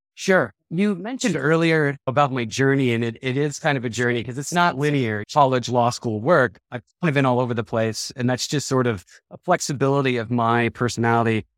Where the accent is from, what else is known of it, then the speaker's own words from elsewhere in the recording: Denver, Colorado, United States; also born or lived in Charleston, South Carolina / Minnesota; I'm from Denver. I've been here since I've been four years old